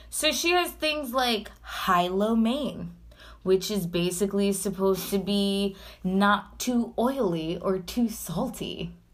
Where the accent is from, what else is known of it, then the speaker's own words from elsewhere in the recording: New York City, New York, United States; as a New Yorker